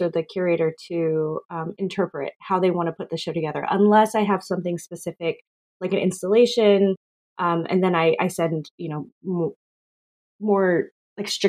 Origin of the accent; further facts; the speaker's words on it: Texas, United States; also born or lived in Philippines / Arizona; I moved to Texas with my family when I was just a baby. I grew up mostly in Texas